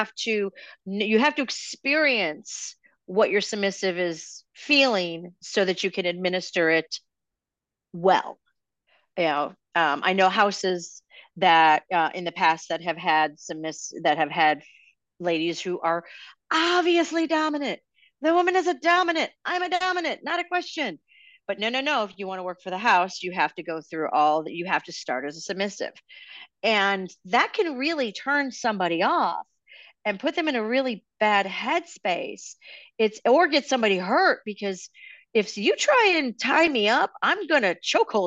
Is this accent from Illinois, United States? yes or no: yes; Chicago, Illinois, United States; Chicago's always been my kind of town. It's my hometown